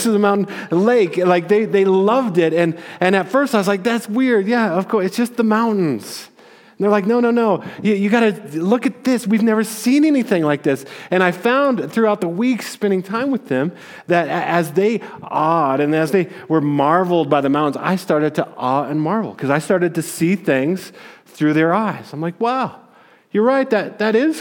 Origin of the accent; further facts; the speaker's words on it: Aurora, Colorado, United States; I'm also a native. I was born in Aurora and grew up here.